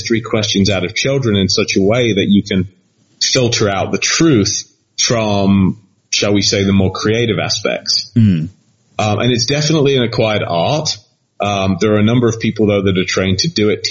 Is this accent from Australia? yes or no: no; Leicester, East Midlands, United Kingdom; my hometown of Leicester